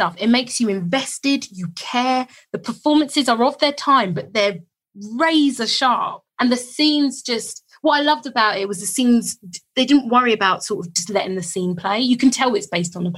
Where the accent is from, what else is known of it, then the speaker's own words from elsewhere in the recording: London, United Kingdom; I live in London, I'm born in London